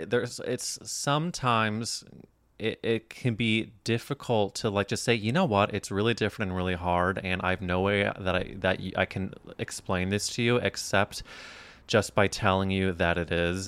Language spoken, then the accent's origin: English; Midwest, United States; moved away; also born or lived in New York; I grew up in the Midwest